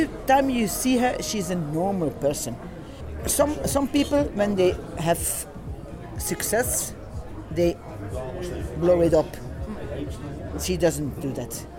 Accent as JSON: {"language": "English", "country": "Belgium", "second_language": "English", "said": "we are 4 people from Belgium"}